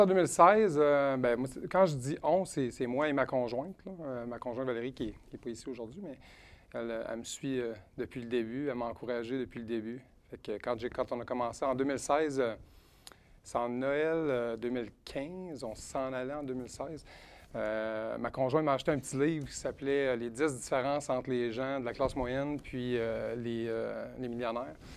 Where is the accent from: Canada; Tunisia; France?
Canada; Edmonton, Alberta; now in Quebec City, Canada; je viens de Edmonton, en Alberta. Je suis né en Alberta, mais ma famille vient pas mal toute d'ici à Québec. présentement, on habite sur la rive sud de Québec